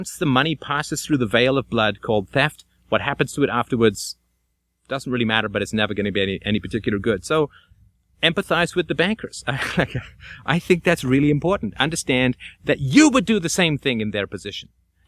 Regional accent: Athlone, Leinster, Ireland; born there; I'm born in Ireland. I was born in Athlone in the middle of Southern Ireland and spent a good deal of summers there.

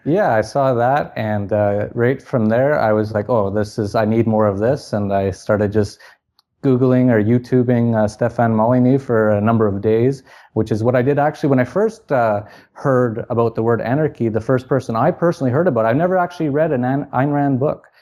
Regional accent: Canada; moved away as an adult; born in Canada, and I lived there till I was about thirty

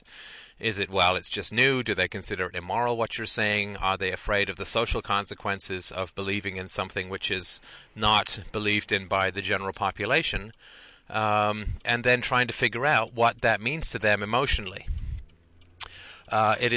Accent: United Kingdom; I'm British, and I know that I was raised, you know, that you get along and you're pleasant

